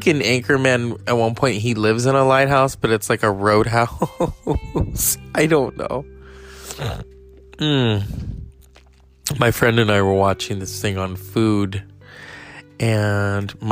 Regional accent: California, United States; I'm from California.

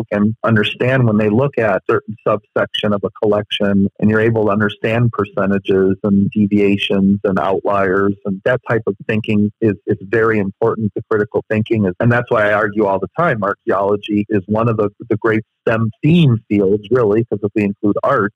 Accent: Chicago, Illinois, United States; I'm from Chicago

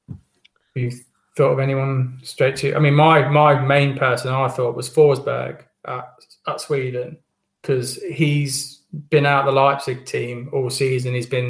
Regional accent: Wales, United Kingdom; as a Welsh fan, I don't know. It's a toss of a coin. I've got a gut feeling with this that I think this is goodbye from us.

